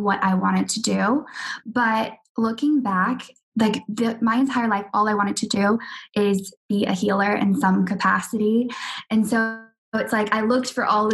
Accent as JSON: {"language": "English", "town": "Jacksonville", "region": "Florida", "country": "United States", "also_born_or_lived": "Australia", "moved": "yes", "lives_now": "London, United Kingdom", "said": "I'm living in London right now. I've just moved after living in Australia for 3 years, but I'm from Jacksonville"}